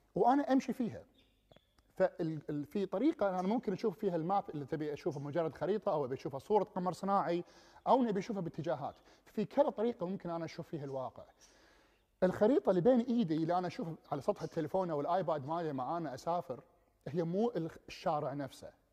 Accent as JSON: {"language": "Arabic", "country": "Kuwait", "also_born_or_lived": "England", "moved": "as an adult", "said": "انا جاي من الكويت ودوله صحراويه"}